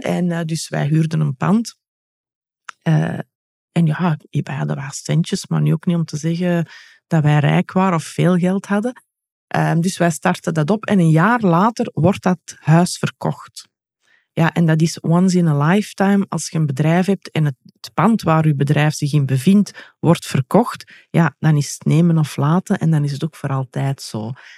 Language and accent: Dutch; Belgium; ben ik wel een echte Belg